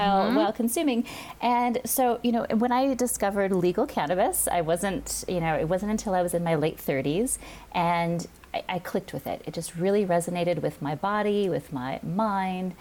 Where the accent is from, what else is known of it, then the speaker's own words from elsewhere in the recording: Hawaii, United States; I grew up in Hawaii